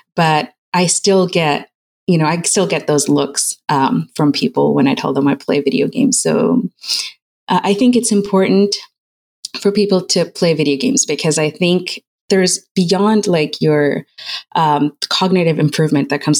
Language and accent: English; United Arab Emirates; moved away as an adult; now in United States; my parents are Pakistani and I grew up in United Arab Emirates and I moved here when I was 18. So I moved to the US